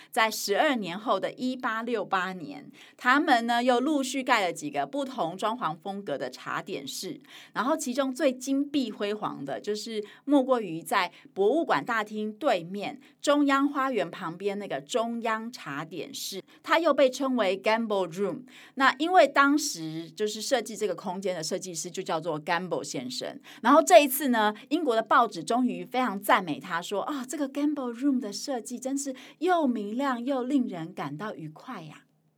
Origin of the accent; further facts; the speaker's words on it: Hualien, Hualien County, Taiwan; also born or lived in Taipei; 我是台北出生，然后花莲长大嘛